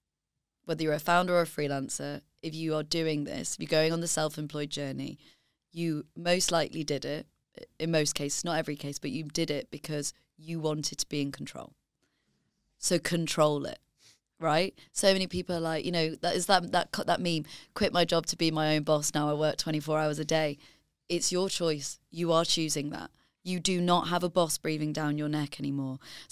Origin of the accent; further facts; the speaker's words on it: Leeds, Yorkshire and the Humber, United Kingdom; because I'm from Leeds and my family are from finance and I had no contacts given to me.